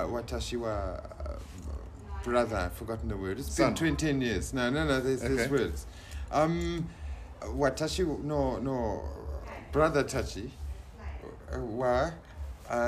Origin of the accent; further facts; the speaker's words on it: Johannesburg, Gauteng, South Africa; we're from Johannesburg, South Africa